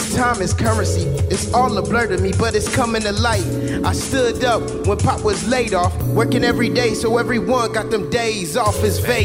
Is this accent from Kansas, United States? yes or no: no; Woodmere, Ohio, United States; now in Columbus, United States; I'm from Woodmere Village, Cleveland, Ohio. I live in Columbus now